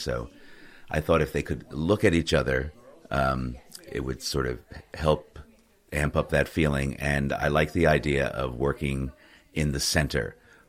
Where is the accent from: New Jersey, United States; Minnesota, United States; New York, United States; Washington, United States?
New Jersey, United States; Asbury Park; moved away as an adult; now in Netherlands; I come from the United States, New Jersey. And I've grew up in the area where I still have a house in Asbury Park on the Jersey Shore